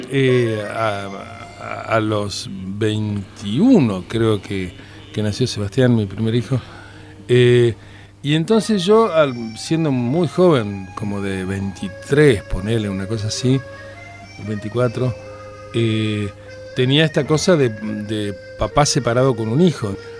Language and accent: Spanish; Buenos Aires, Argentina; Yo soy de Floresta